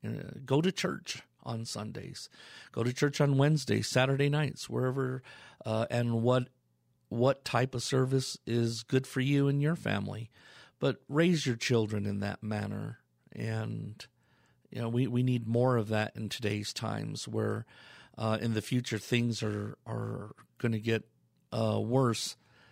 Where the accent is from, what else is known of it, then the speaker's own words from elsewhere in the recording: Colorado Springs, Colorado, United States; I have a cabin here in Colorado. That's where I'm from. And a little bit about me. Born and raised in Colorado, Colorado Springs, Colorado.